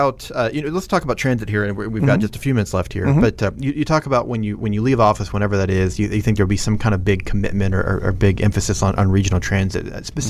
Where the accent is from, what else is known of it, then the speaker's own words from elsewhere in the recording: Kansas City, United States; now in Oklahoma City, United States; I grew up in Kansas City, which may be the other extreme.